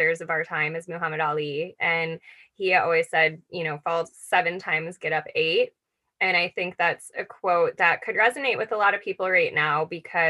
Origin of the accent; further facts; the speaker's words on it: Buffalo, New York, United States; moved away; Growing up in Buffalo, New York